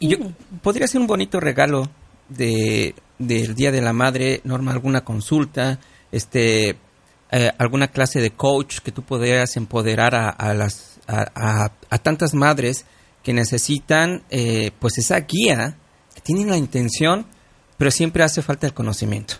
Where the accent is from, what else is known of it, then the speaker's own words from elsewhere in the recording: Mexico; now in United States; yo soy mexicano